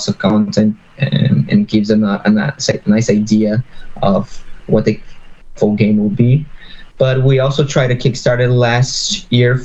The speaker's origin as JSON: {"language": "English", "region": "São Paulo", "country": "Brazil", "moved": "as an adult", "lives_now": "Vancouver, Canada", "said": "I'm based in Vancouver, Canada now, but I'm originally from Brazil, São Paulo, Brazil"}